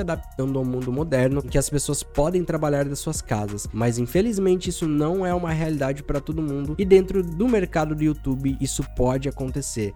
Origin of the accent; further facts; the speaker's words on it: São Paulo, Brazil; now in Santa Catarina, Brazil; eu sou de São Paulo e hoje, como editor de vídeo, eu tenho a possibilidade de morar em qualquer lugar do mundo. E eu escolhi morar no sul do país, em Santa Catarina